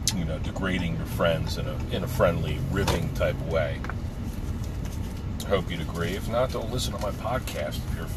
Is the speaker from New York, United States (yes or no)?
no; New Jersey, United States; back on the block growing up in New Jersey